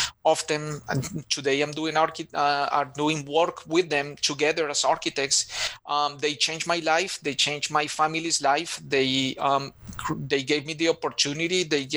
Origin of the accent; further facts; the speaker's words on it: Bogotá, Colombia; English is a second language; moved away as an adult; now in Charlotte, United States; we grew up in Bogota, Colombia